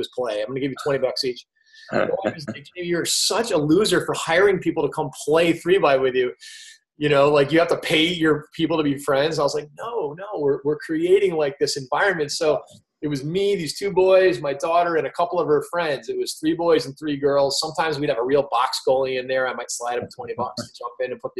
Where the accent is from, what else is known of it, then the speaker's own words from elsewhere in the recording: Providence, Rhode Island, United States; I grew up in Providence